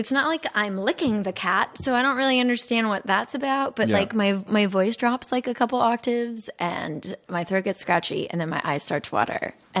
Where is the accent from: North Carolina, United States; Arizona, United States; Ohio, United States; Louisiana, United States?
Arizona, United States; Phoenix; I grew up in Arizona.